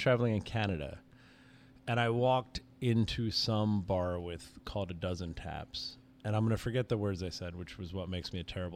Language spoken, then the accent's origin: English; United States; as an American